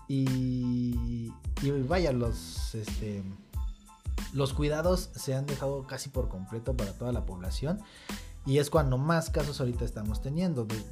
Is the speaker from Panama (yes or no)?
no; Zitácuaro, Michoacán, Mexico; nosotros somos de Zitácuaro, Michoacán